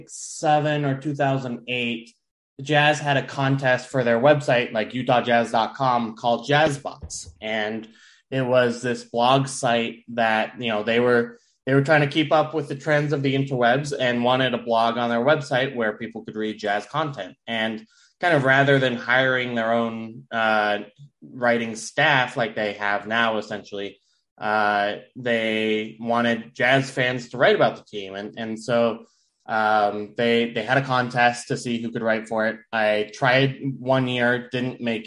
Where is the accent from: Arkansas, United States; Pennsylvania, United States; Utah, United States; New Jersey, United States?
Utah, United States; Riverton; also born or lived in Murray, Utah; I grew up in Murray and then moved to Riverton when I was about 10.